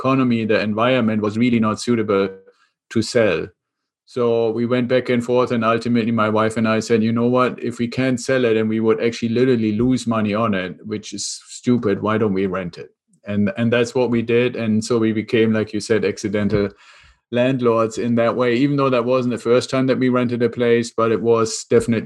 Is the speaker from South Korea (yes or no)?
no; Germany; accent: German; English is a second language; moved away as an adult; now in United States; I'm originally from Germany, which is where the accent comes from. And I came over to the US about 25 years ago with the Air Force.